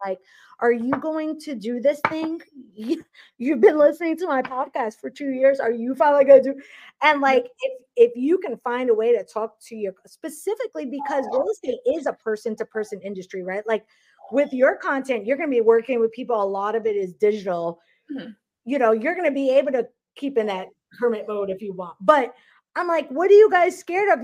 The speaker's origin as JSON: {"language": "English", "town": "New York City", "region": "New York", "country": "United States", "tie": "born or raised there", "moved": "as an adult", "lives_now": "Charlotte, United States", "said": "I grew up in New York City"}